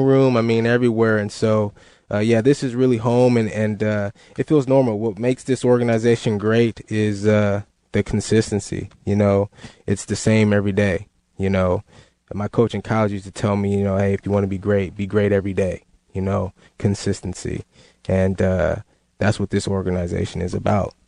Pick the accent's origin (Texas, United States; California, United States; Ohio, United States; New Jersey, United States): California, United States; Northern; I was in Northern California, my close to my hometown there